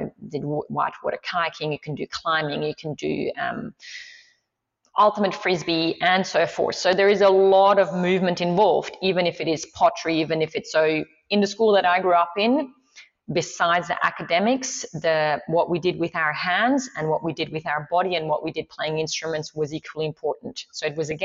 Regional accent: Swiss Alps, Switzerland; first language Swiss German; English is a second language; now in Australia; I grew up in the Swiss Alps

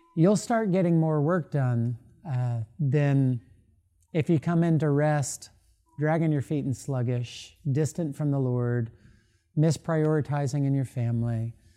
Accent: Florida, United States; now in Louisville, United States; I grew up in Florida.

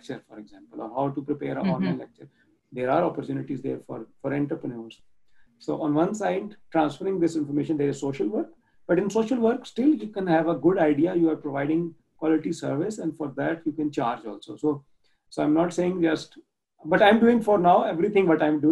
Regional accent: Pakistan; moved away as an adult; now in Germany; I grew up in Pakistan, it's not one of the richest countries, it's a developing nation.

